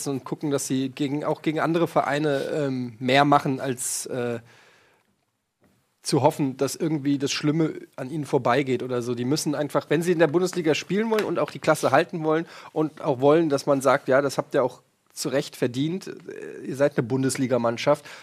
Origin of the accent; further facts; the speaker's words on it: Würselen, North Rhine-Westphalia, Germany; born there; Geboren in Würselen.